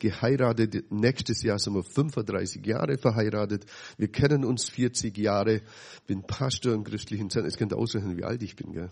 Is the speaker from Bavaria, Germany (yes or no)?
yes; Dillingen, Bavaria, Germany; so sieben Kilometer weg von dem Stadt, wo ich aufgewachsen bin